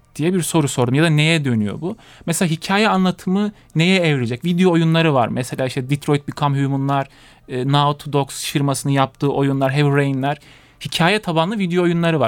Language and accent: Turkish; Konya, Turkey; moved away as an adult; now in Bolu, Turkey; Konya'da doğup büyüdüm